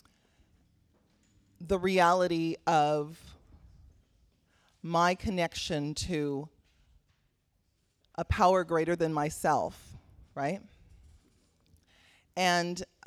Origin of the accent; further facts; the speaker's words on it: Belize; now in Sacramento, United States; I'm also an immigrant. I'm a Caribbean woman, so I'm from Belize.